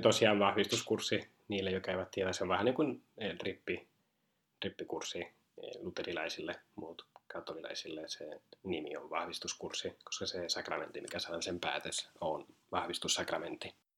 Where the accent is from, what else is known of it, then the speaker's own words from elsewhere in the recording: Spain; Finnish is a second language; moved away as an adult; now in Finland; mä oon itse alun perin Espanjasta ja muuten Suomen opiskelemaan tänne